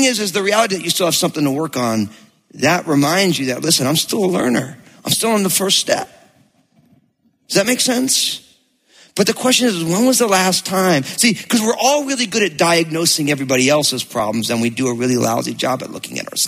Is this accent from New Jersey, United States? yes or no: yes; New Jersey, United States; I grew up in New Jersey